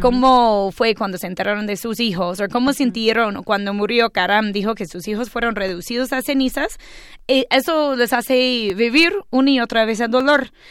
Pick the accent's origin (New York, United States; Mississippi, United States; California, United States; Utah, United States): New York, United States; Y yo le expliqué que era de Nueva York